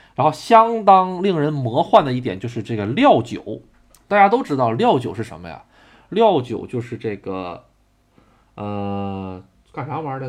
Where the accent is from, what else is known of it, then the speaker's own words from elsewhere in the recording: Tonghua, Jilin, China; 我出生的地方吉林省通化市